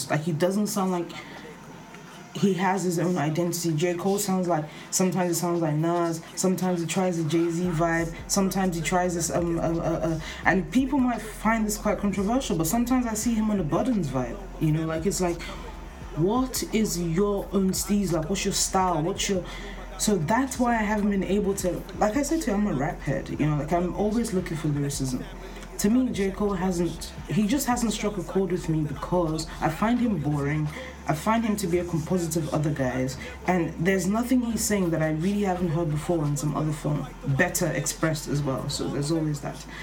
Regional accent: Nigeria; I'm Nigerian

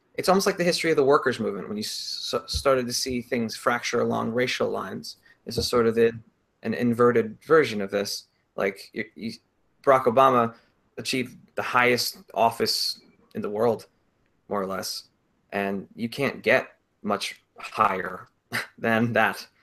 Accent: Connecticut, United States; moved away; I'm from Connecticut.

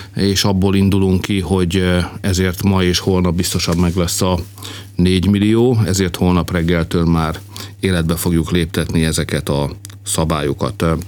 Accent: Hungary; magyarok vagyunk

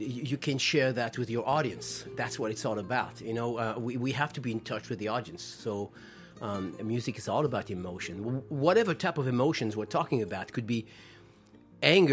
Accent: France; English is a second language; moved away as an adult; also born or lived in Spain; now in United States; I grew up in France and Spain.

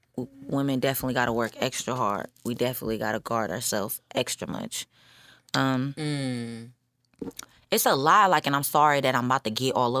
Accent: Samoa; So it's like the fact that I'm Polynesian. Mm-hmm. I'm Samoan. My dad's Filipino. He got Filipino and I'm Filipino.

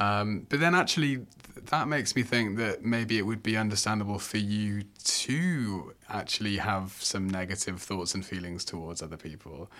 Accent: England, United Kingdom; moved away as an adult; now in Australia; I'm from the U K, I'm from England

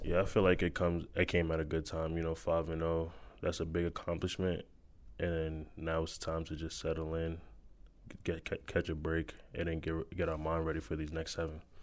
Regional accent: New York, United States; We are from New York

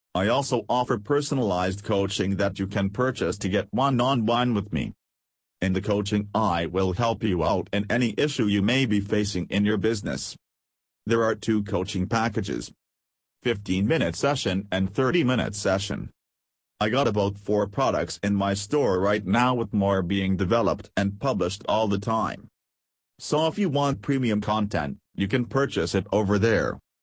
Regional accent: Pakistan; I'm from Pakistan.

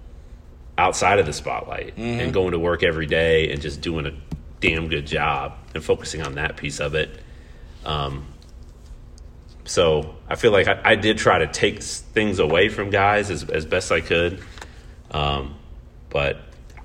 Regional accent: Indiana, United States; now in Omaha, United States; I grew up in Hoosier country, where you had to walk with pride through the hallways of your high school

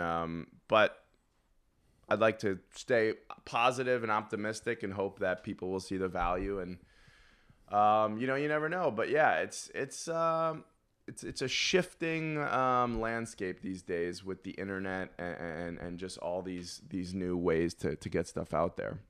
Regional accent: New York, United States; I was from New York

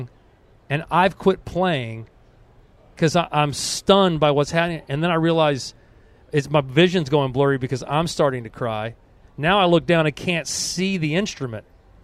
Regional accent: Atlanta, Georgia, United States; growing up and staying in Atlanta, I'm the only black Crow who stayed in Atlanta.

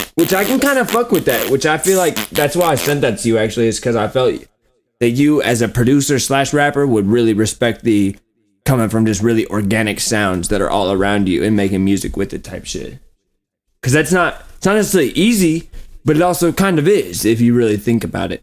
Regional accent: Warsaw, Indiana, United States; born or raised there; moved away

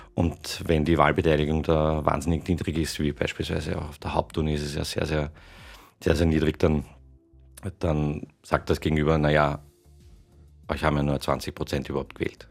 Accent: Tyrol, Austria; geboren bin ich in Tirol

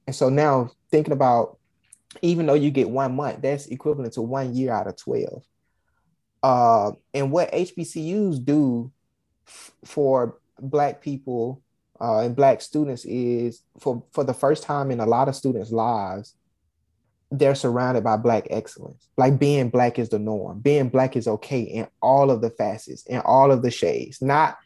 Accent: Alabama, United States; I'm from Alabama

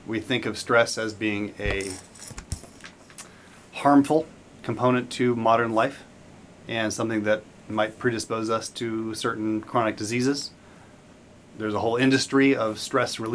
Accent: Tempe, Arizona, United States; I grew up in Tempe, Arizona

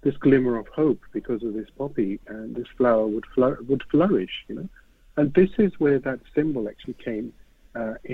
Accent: United Kingdom; a British Ahmadi Muslim

